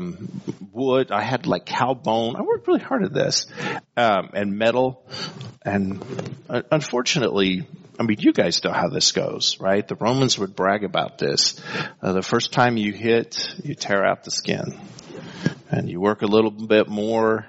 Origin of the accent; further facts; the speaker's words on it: El Paso, Texas, United States; growing up in El Paso during the 70s